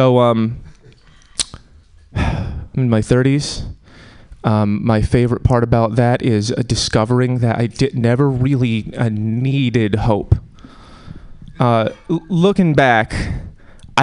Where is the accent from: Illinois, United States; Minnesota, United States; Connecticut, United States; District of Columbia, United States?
Connecticut, United States; now in Oakland, United States; I'm from Connecticut.